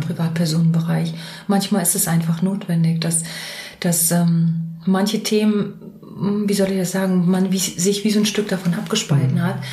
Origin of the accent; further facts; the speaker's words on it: Mecklenburg-Vorpommern, Germany; moved away; also born or lived in Hesse; ich bin Mecklenburgerin und ganz so Mecklenburgerin im Herzen.